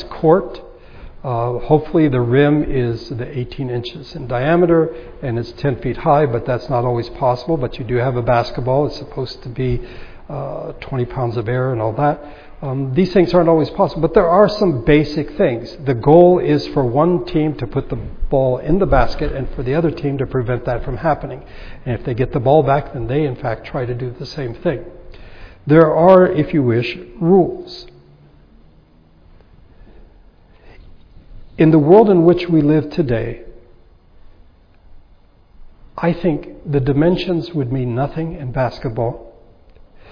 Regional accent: United States; I am an American

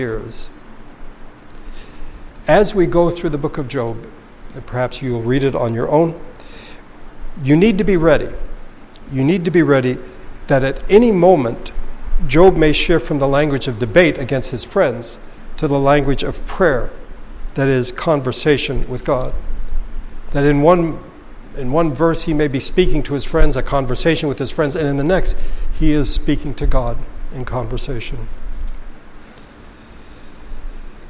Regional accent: United States

